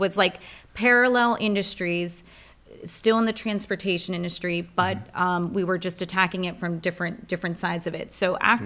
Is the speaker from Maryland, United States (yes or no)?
yes; Rockville, Maryland, United States; now in Anne Arundel County, United States; I'm a transplant from Rockville, really. And so Montgomery County.